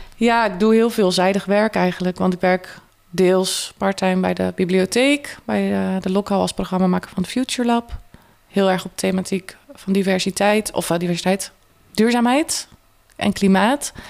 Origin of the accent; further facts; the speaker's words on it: Kruiningen, Zeeland, Netherlands; moved away as an adult; now in Tilburg, Netherlands; Uit Zeeland, uit een klein dorp, Kruiningen. Dus ik ben best wel in een, uh, ja, echt een dorps omgeving opgegroeid.